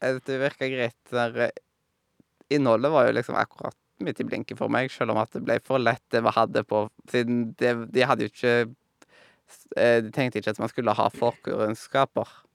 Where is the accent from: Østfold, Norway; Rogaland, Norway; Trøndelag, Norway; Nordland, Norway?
Rogaland, Norway; Haugesund; jeg kom ifra Haugesund